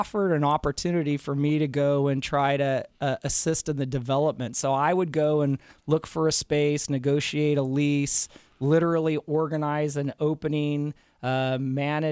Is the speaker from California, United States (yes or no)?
yes; Central California, United States; I grew up in Central California. I'm a farm kid.